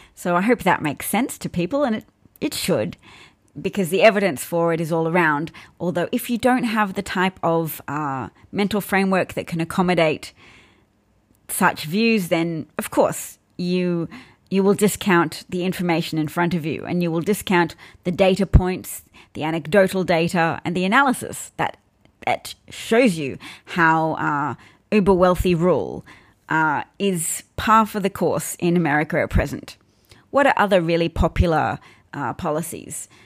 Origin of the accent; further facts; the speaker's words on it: Australia; I'm not British. I'm Australian.